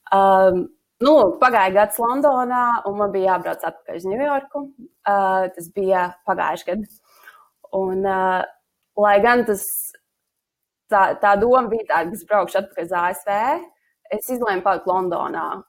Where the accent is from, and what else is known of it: Latvia; moved away as an adult; also born or lived in United States